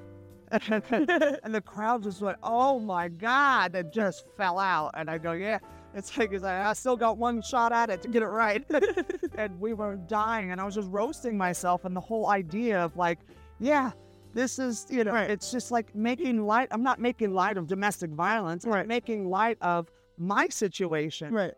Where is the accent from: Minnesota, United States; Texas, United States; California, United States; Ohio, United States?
California, United States; San Francisco; I'm from San Francisco